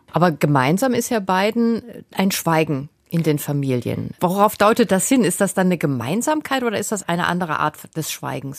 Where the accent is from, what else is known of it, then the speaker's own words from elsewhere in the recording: Germany; wir tendieren ja als Deutsche